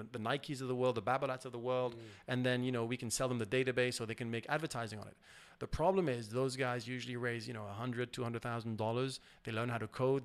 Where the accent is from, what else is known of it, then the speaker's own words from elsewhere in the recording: Switzerland; I'm from Switzerland, where privacy is something that is, you know, very important, banking being my background.